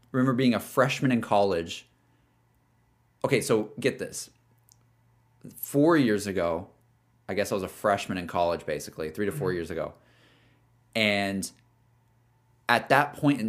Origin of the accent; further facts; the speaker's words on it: Alabama, United States; also born or lived in Austin, Texas; now in Los Angeles, United States; somebody yeah. who's from Alabama